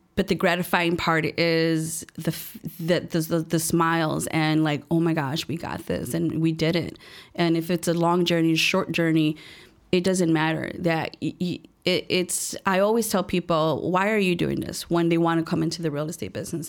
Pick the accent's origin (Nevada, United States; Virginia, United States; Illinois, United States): Illinois, United States; Chicago; I was born and raised here in Chicago, um, a little place called Little Village